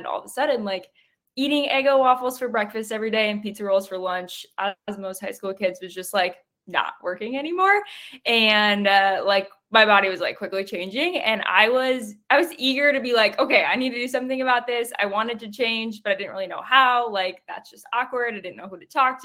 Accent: South Dakota, United States; I live in South Dakota. I've lived here my whole life.

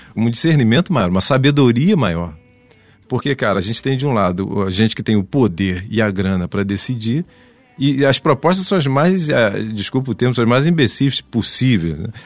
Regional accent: Brazil; also born or lived in Germany / Portugal

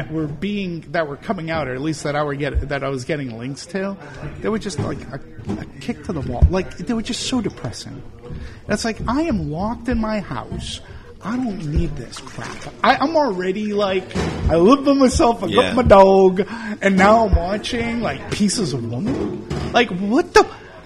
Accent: Boston, Massachusetts, United States; I'm from Boston

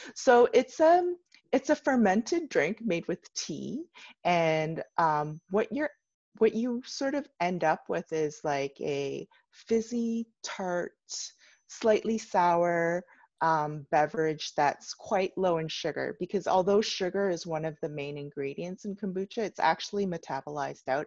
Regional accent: Canada; I was born in Canada.

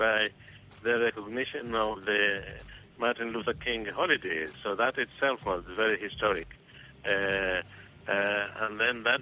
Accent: Kenya; moved away as an adult; I was introduced to him as a Kenyan student

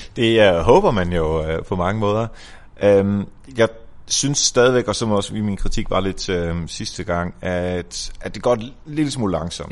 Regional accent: Denmark; vi er danskere

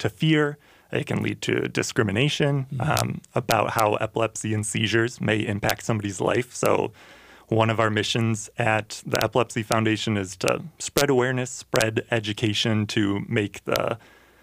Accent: Hopkins, Minnesota, United States; I'm local. I grew up in Hopkins here

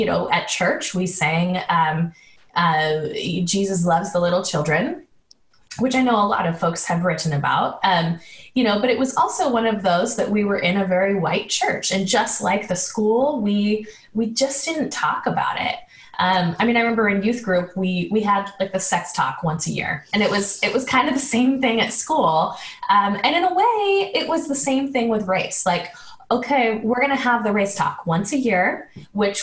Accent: Oregon, United States; I grew up in the Pacific Northwest. I grew up in a Christian home, so in the state of Oregon

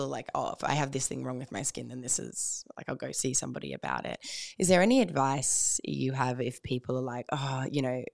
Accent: Canberra, Australian Capital Territory, Australia; I'm from Canberra

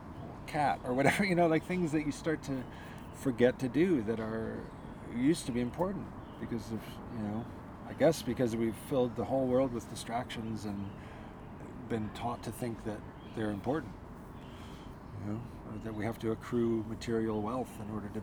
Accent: United States; being an American

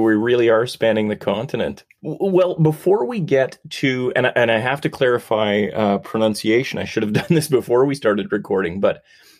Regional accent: Thunder Bay, Ontario, Canada; my hometown of Thunder Bay

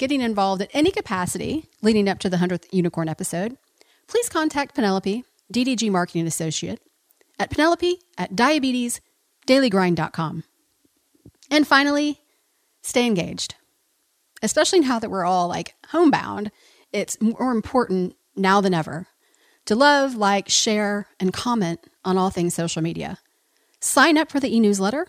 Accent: Oklahoma, United States; moved away as an adult; now in San Antonio, United States; my home state of Oklahoma

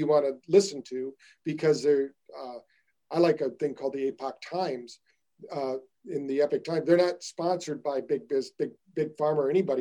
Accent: United States; I'm American

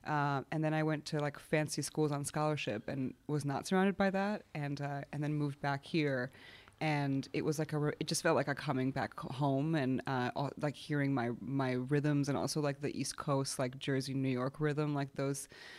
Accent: Poland; I grew up, I was born in Poland, and my grandfather was a painter, but to be a painter in Poland under communism was a very specific.

